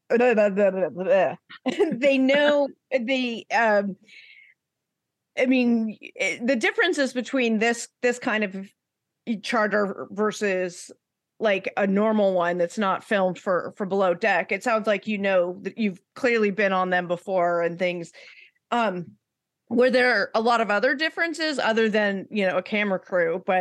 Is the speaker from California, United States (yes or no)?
yes; Northern California, United States; also born or lived in San Diego, California / Los Angeles, California; I am from California. Yeah. I'm from Northern California, but and then I went to school in San Diego